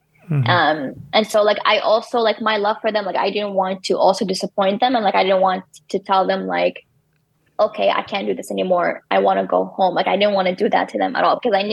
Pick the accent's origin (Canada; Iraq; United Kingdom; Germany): Iraq; English is a second language; moved away as an adult; I came all the way from Iraq and like I left my family and now my family is missing me, I'm missing them.